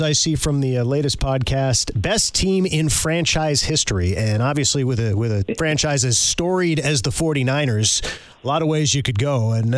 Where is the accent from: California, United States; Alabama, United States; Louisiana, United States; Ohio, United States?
California, United States; Southern; growing up in Southern California